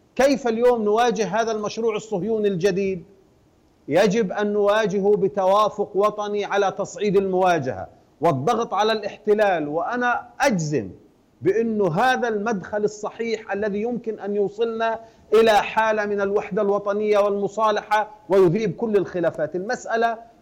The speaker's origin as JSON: {"language": "Arabic", "country": "Palestine", "said": "جميعا كفلسطينيين"}